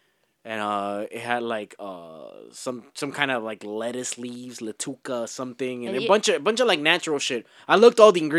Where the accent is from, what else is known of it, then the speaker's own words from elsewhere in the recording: the South, United States; I'm from the South